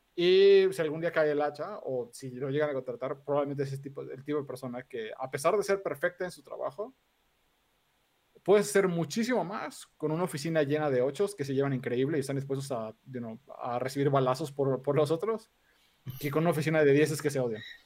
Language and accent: Spanish; Mexico City, Mexico; soy de aquí, de la Ciudad de México, de toda la vida